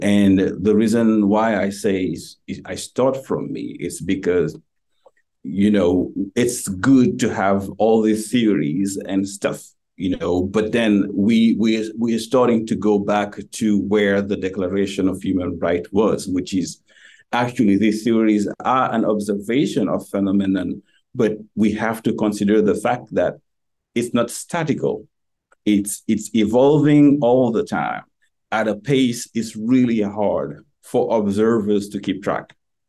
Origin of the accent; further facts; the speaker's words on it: Dakar, Senegal; moved away as an adult; now in United States; who was born and raised in Dakar, you know, the latest capital of the West African French colonies, Afrique Occidentale Française.